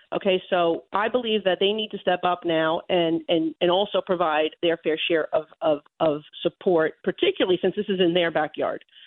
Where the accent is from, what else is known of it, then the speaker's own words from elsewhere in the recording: New York, United States; as a New Yorker